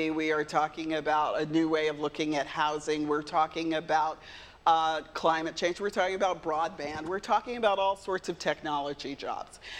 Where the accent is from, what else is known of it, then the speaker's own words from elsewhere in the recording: East Orange, New Jersey, United States; born there; also born or lived in San Jose, California; I was born in East Orange, New Jersey, and moved to San Jose, California, and I chose to live in rural communities